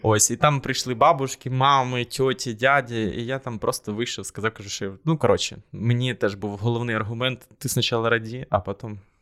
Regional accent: Korosten, Zhytomyr Oblast, Ukraine; я з Коростеня, і там постійно голосували за комуністичну партію

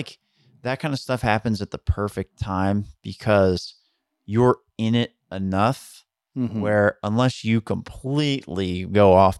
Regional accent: Long Island, New York, United States; I grew up on Long Island where it was like

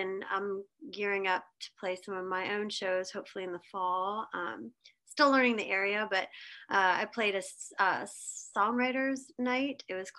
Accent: Pittsburgh, Pennsylvania, United States; also born or lived in Los Angeles, California; now in Nashville, United States; Yeah, I was born in Pittsburgh, Pennsylvania.

